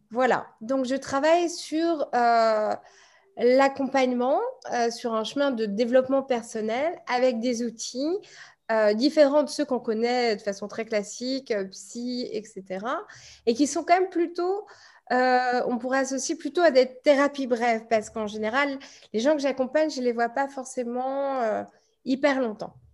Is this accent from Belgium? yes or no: no; Paris, Île-de-France, France; now in Bordeaux, France; donc je suis née à Paris. Aujourd'hui, je n'y vis plus, je vis à Bordeaux.